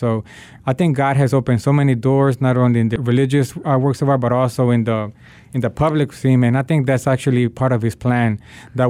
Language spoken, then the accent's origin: English; Nicaragua; now in Washington, D.C., United States; My family is from Nicaragua. My dad is from Honduras. And I was born in Nicaragua during the 80s, and we had the conflict, the civil war that was going on. And that's one of the reasons that my family decided to migrate to the United States.